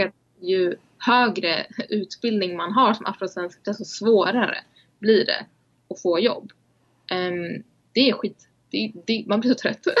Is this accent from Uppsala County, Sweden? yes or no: yes; Uppsala, Uppsala County, Sweden; för jag är ju så här född och uppvuxen i Uppsala